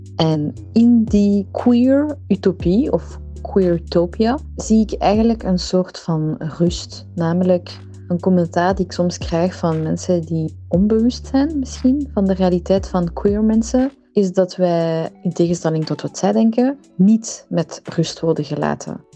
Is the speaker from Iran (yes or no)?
yes; Iran; now in Belgium; ik ben een Iraanse vrouw